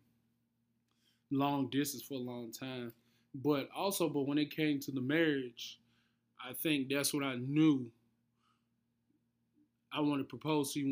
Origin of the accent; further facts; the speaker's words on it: United States; moved away; also born or lived in Forest Park, Georgia / Memphis, Tennessee / Atlanta, Georgia; I grew up in Atlanta, and I grew up in Memphis.